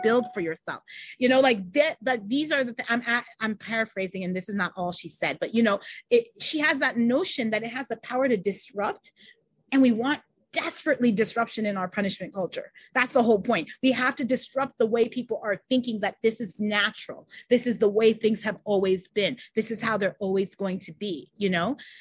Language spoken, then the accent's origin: English; New York, United States; born or raised there